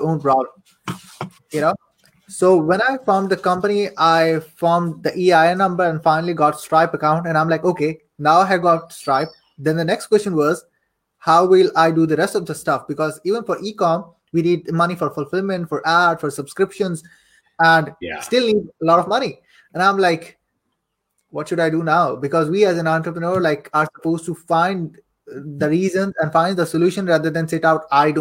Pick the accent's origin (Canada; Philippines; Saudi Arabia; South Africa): Saudi Arabia; I am born and raised in Saudi Arabia